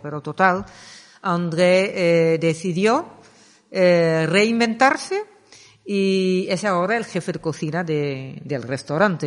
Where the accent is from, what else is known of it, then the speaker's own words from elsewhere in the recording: Netherlands; Spanish is a second language; moved away as an adult; also born or lived in Axarquía, Málaga, Spain; now in Málaga, Spain; soy de Holanda. Llevo 26 años viviendo aquí